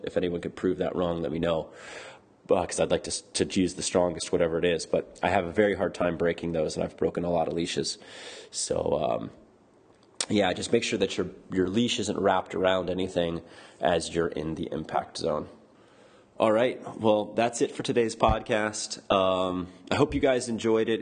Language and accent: English; Florida, United States; moved away; I grew up in Florida